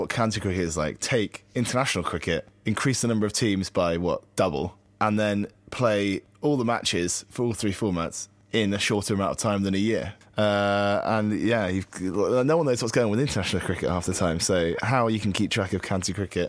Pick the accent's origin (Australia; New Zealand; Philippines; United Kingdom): United Kingdom; Warwickshire, West Midlands; I was born in Warwickshire.